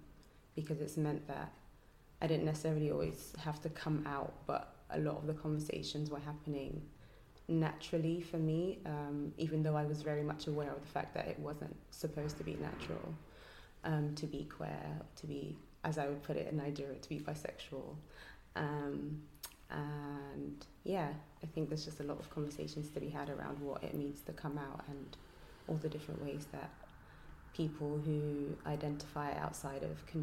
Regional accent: London, United Kingdom; also born or lived in Nigeria; I grew up partly in Nigeria and also in London before settling here for secondary school.

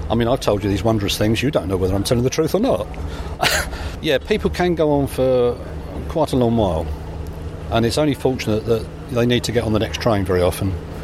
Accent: England, United Kingdom; Calling railway stations train stations, because that's American and we're English, therefore there should be railway stations

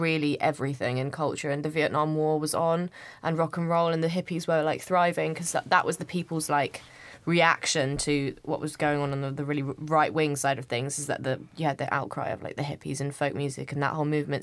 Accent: United Kingdom; I'm not from London. I grew up in, just outside of London, but it's te, technically the country.

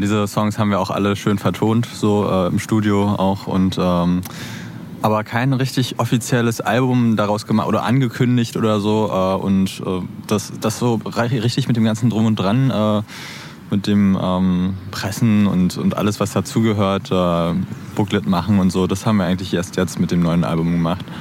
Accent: Berlin, Germany; also born or lived in Neukölln, Berlin; Geboren bin ich sogar auch hier in, in Neukölln, ne? aber aufgewachsen in, in Kreuzberg zusammen mit dem Sänger …

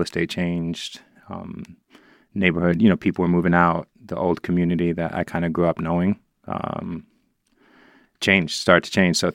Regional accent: New York City, New York, United States; as a child, I think growing up in the Upper West Side

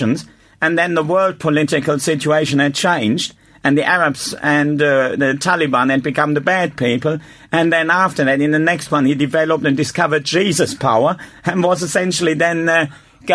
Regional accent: Germany; English is a second language; moved away as an adult; now in England; I was in Germany at the time.

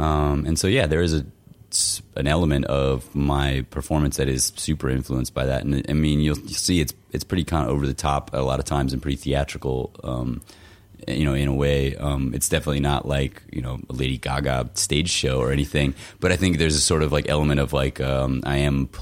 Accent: Florida, United States; now in Minneapolis, United States; growing up in Florida

